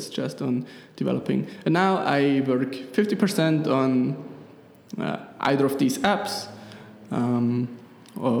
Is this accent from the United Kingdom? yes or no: no; Switzerland; accent: Swiss German; first language Swiss German; English is a second language; my Swiss German is my native language